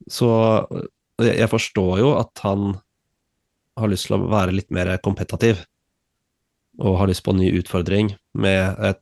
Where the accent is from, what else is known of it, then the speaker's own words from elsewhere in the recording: Switzerland; born there; jeg er født i Sveits, men uh, to statsborgerskap.